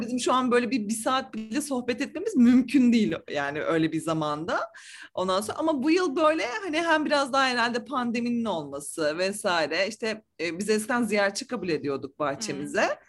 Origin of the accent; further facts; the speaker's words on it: Ankara, Turkey; now in Istanbul, Turkey; Ankara'da doğdum büyüdüm ben.